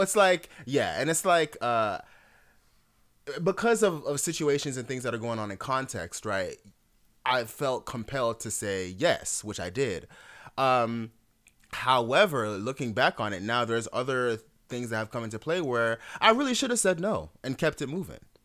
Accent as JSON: {"language": "English", "country": "Jamaica", "said": "I'm Jamaican."}